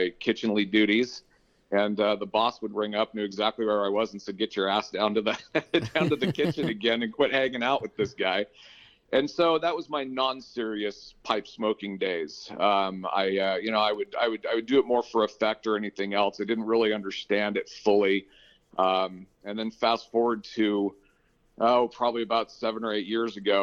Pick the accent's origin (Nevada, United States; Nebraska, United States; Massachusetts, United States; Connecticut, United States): Nevada, United States; Reno; also born or lived in Arizona; At about 6 months of age, my father whisked the family off to northern Nevada, where we had the choice of either living in Elko or Reno.